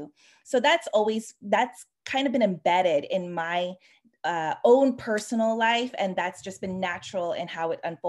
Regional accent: Sacramento, California, United States; moved away as an adult; also born or lived in New York City, United States; now in Paris, France; I'm a California native. I grew up in Sacramento, California

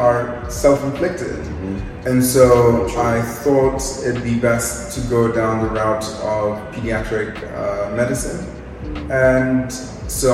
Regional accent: Nairobi, Kenya; moved away; also born or lived in United Kingdom; I'm originally from Nairobi, Kenya

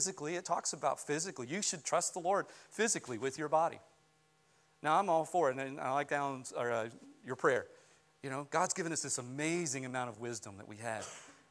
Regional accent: West Virginia, United States; I grew up in West Virginia

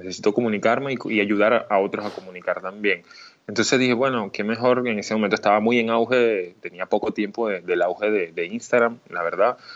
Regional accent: Mérida, Venezuela; also born or lived in Puerto Ordaz; Me siento totalmente venezolano, sanamente venezolano, pero nací en Puerto Ordaz, Estado Bolívar. En el año 89, pero por circunstancias de la vida y en la búsqueda de, mi madre de, realizarse profesionalmente, nos fuimos a Mérida y pues más de la mitad de mi vida la viví en Mérida

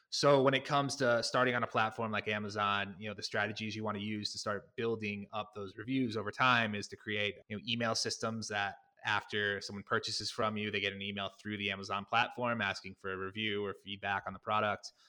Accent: Connecticut, United States; I'm originally from Connecticut

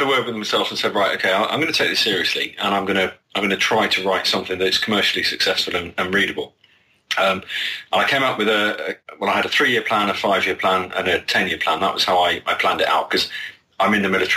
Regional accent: United Kingdom; as a Brit

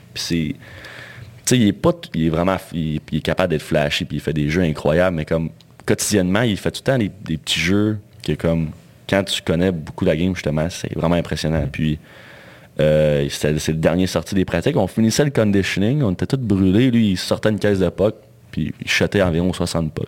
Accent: Val-d'Or, Quebec, Canada; je venais val d'Or

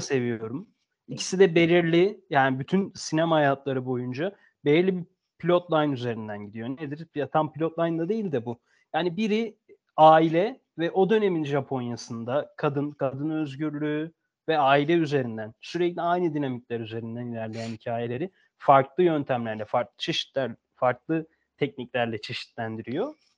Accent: Turkey; Türkiye'de doğduk, Türkiye'liyiz.

